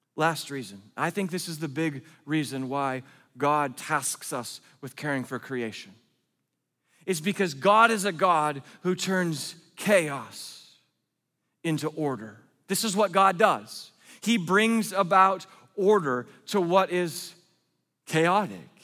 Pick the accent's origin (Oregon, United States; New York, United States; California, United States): Oregon, United States; I'm from Oregon